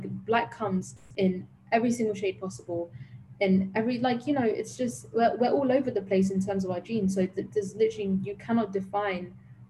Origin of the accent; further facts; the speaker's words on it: London, United Kingdom; growing up in London, Africa